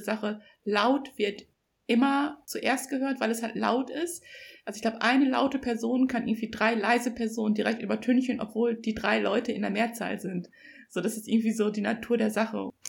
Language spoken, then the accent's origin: German; Germany; ich bin in Deutschland als Einzelkind aufgewachsen